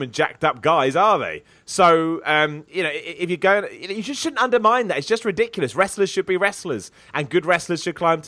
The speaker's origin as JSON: {"language": "English", "country": "United Kingdom", "said": "I'm British"}